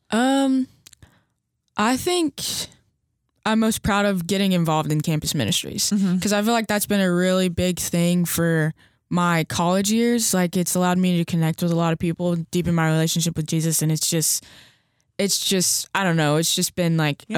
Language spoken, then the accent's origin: English; Hendersonville, Tennessee, United States; I'm from Hendersonville, Tennessee, which is like 20 minutes from Nashville.